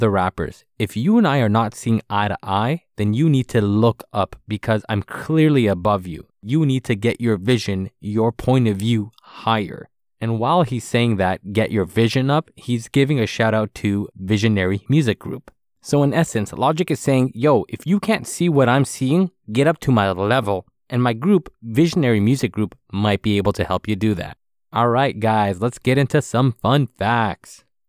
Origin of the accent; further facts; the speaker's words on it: Maryland, United States; See, I'm from Maryland.